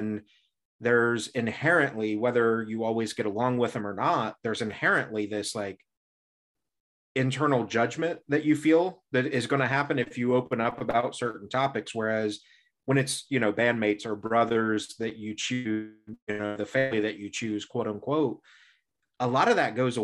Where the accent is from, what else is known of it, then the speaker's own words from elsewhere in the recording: Indiana, United States; I grew up in Indiana, so Midwest